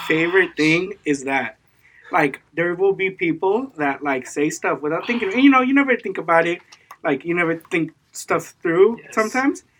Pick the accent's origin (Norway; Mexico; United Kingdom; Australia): Mexico; I was born in Mexico